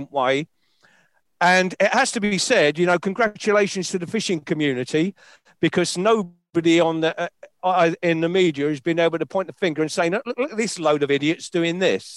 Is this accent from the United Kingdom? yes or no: yes; London, United Kingdom; I'm a Londoner.